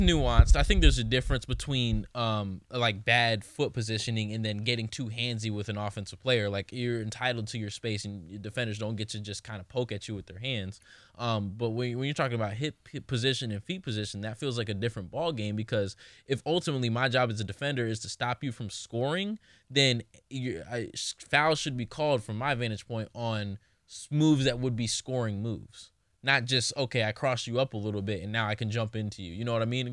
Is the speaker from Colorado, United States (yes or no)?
no; Memphis, Tennessee, United States; I'm from Memphis